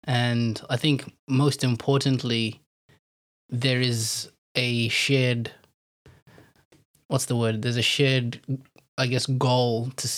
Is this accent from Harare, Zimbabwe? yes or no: yes; Harare, Zimbabwe; born there; So as you heard, I was born in Zimbabwe, mm-hmm. in a city called Harare. You know, shout out to H-Town and all my peeps.